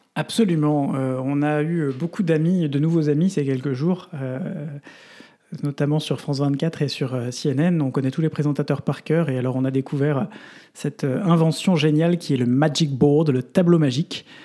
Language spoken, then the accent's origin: French; Belgium; chez nous en Belgique